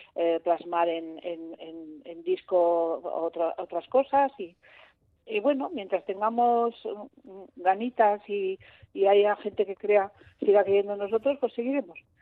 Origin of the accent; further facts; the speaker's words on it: Madrid, Community of Madrid, Spain; yo soy de Madrid